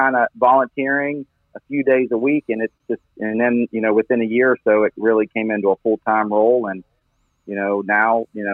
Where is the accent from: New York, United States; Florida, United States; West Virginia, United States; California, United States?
West Virginia, United States; Wheeling; now in Hendersonville, United States; I grew up in Wheeling, West Virginia, up in the Northern Panhandle.